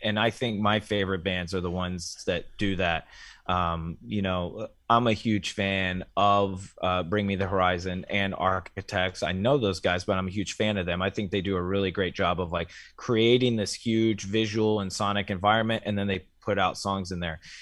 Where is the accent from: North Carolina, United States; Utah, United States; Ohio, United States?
Ohio, United States; my home state of Ohio